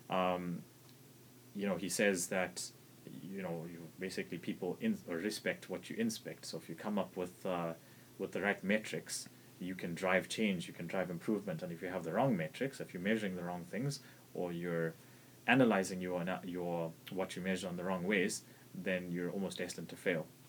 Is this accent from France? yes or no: no; South Africa; being South African